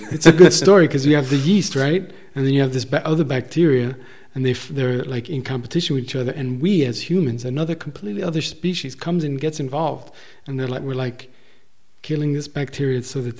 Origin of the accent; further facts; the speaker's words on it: United States; I'm an American